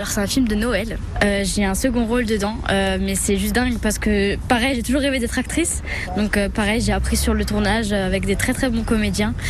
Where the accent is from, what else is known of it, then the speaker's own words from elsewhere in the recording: Sarreguemines, Grand Est, France; j'ai grandi ici, je suis née à Sarguemine